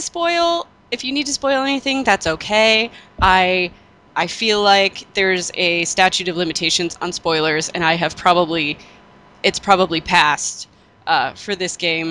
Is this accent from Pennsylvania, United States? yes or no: yes; near Pittsburgh, Pennsylvania, United States; I grew up near Pittsburgh.